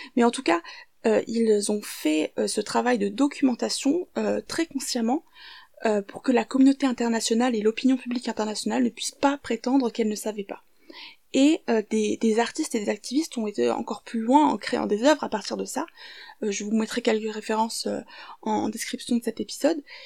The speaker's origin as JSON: {"language": "French", "country": "France", "also_born_or_lived": "Syria", "said": "je suis française et syrienne"}